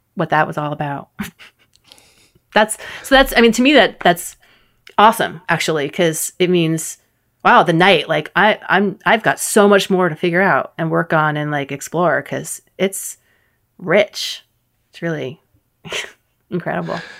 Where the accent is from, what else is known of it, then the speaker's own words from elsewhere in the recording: New York City, New York, United States; also born or lived in Bronx; I grew up in New York City